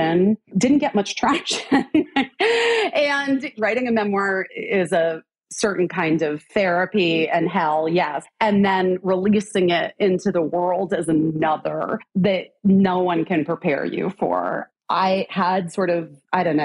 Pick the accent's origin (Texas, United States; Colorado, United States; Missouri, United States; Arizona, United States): Arizona, United States; I grew up in Arizona